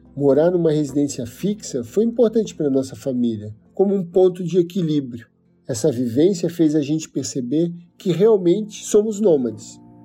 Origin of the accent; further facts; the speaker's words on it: Penha, Santa Catarina, Brazil; Nasci em Penha, uma cidade de pescadores no litoral norte de Santa Catarina. Sou filho de pescador, e apesar de ter nascido na frente da praia